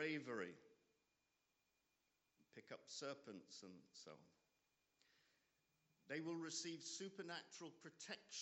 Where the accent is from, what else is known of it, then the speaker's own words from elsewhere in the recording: Nottingham, East Midlands, United Kingdom; I'm from Nottingham